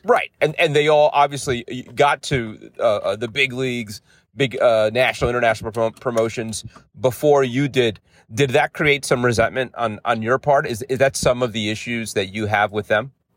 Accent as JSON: {"language": "English", "town": "New York City", "region": "New York", "country": "United States", "tie": "born or raised there", "said": "I grew up in the in the Bronx"}